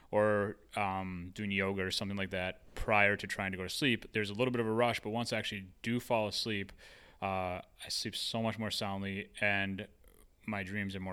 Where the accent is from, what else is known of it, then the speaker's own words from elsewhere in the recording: Hawaii, United States; also born or lived in Minnesota; I would like to take it to Hawaii because I grew up there. Uh, after like I grew up in Minnesota, my family moved us to Hawaii